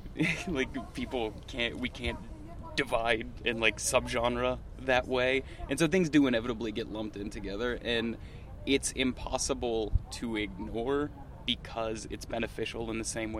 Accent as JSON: {"language": "English", "region": "Iowa", "country": "United States", "tie": "born or raised there", "said": "That's growing up in Iowa, those were things that, like, made me late for shit."}